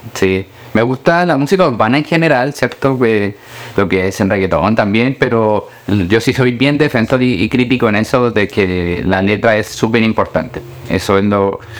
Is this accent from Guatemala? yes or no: no; Colombia; moved away; also born or lived in Chile; Yo nací en Colombia, yo soy colombiano, y allá en Colombia íbamos a una iglesia